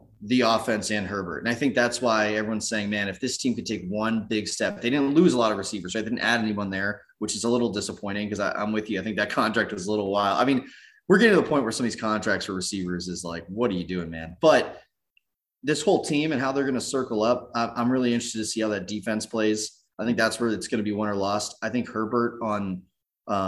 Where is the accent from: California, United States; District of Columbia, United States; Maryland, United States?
California, United States; Southern; I grew up in Southern California and we would go down to Chargers games